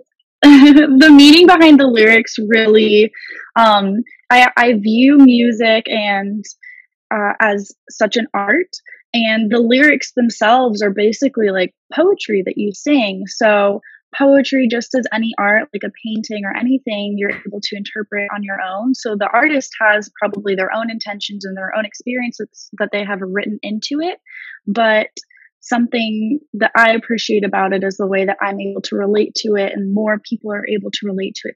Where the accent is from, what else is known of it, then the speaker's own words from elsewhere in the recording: Los Angeles, California, United States; moved away as an adult; now in New York City, United States; I'm originally from the Los Angeles area and in California